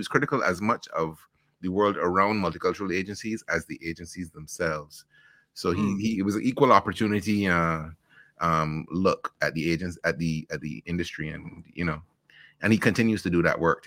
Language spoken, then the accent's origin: English; Saint Michael, Barbados; also born or lived in Bristol, England; now in United States; And then I went back to Barbados before I was a year old. So I rep Barbados really as the place where I come from.